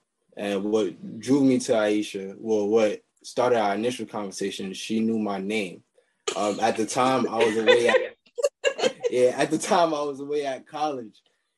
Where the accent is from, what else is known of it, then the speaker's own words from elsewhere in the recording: New York City, New York, United States; I'm from Queens, New York.